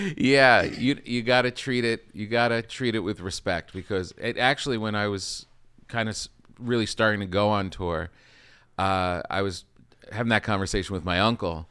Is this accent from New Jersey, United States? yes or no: yes; New Jersey, United States; I grew up in New Jersey